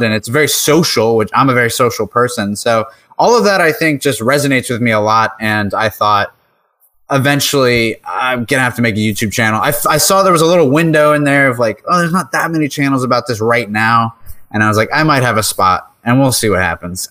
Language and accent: English; New York, United States; I'm from New York